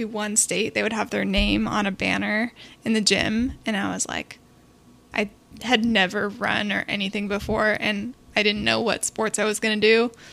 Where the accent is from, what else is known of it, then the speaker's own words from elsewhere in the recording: Bellevue, Washington, United States; also born or lived in Gainesville, Florida; I grew up in Bellevue, Washington